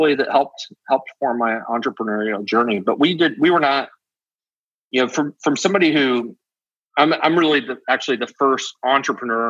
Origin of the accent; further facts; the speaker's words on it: Topeka, Kansas, United States; we grew up in Topeka